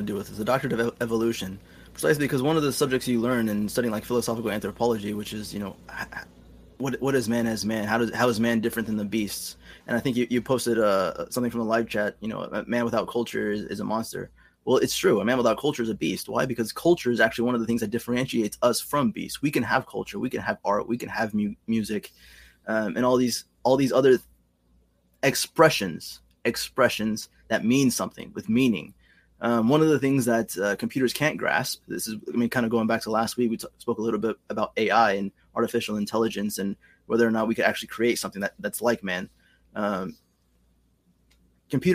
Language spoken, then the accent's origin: English; United States; in terms of being Mexican, because I was born in the United States